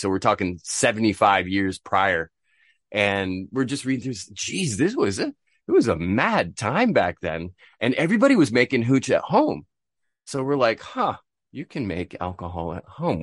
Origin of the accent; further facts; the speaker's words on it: Bristol, Vermont, United States; moved away as an adult; also born or lived in Seville, Spain / Korea; now in Tokyo, Japan; I'm from Bristol, Vermont. in the nor-, northeastern United States, born and raised